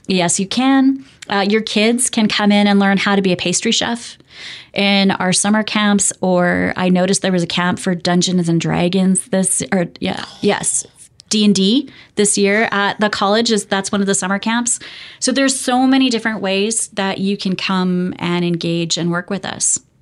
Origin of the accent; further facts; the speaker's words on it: Alberta, Canada; moved away; I grew up in Alberta